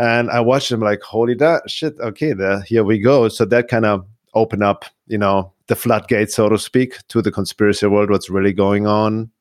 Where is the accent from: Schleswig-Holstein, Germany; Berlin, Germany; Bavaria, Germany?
Bavaria, Germany; Munich; moved away as an adult; also born or lived in Los Angeles, United States / California; now in Arizona, United States; I was one year old. And I grew up in Munich, and, uh, Munich, Germany